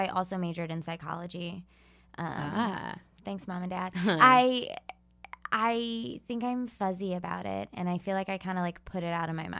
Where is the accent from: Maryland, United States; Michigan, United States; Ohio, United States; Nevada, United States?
Ohio, United States; Yeah, I grew up in Ohio.